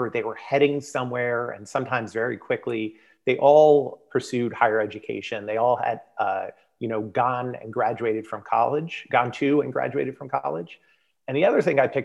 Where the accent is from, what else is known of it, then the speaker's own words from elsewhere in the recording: South Florida, United States; moved away; born and raised in South Florida